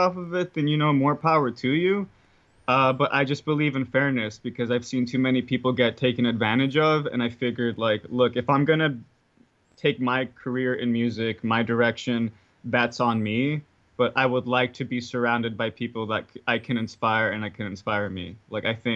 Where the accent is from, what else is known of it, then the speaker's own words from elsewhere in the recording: Los Angeles, California, United States; I'm from South Central